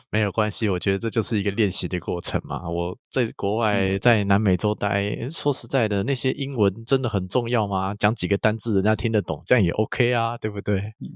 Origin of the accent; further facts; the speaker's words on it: Taiwan; 我们台湾人